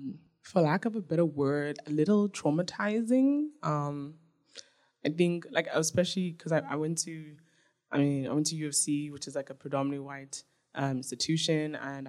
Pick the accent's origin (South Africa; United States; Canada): South Africa; also born or lived in Nigeria; And so when I tell people where I'm from, I'm like, oh, I'm Nigerian, and I was raised in South Africa.